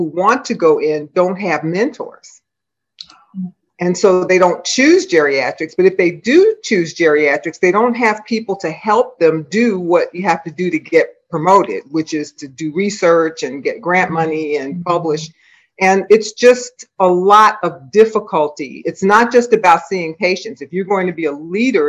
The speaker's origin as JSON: {"language": "English", "town": "Philadelphia", "region": "Pennsylvania", "country": "United States", "tie": "born or raised there", "said": "I was raised in North Philadelphia in a very close, huge extended family."}